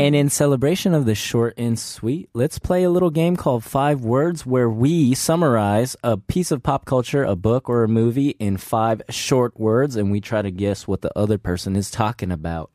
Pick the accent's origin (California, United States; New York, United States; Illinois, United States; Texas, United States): California, United States; moved away; I come from California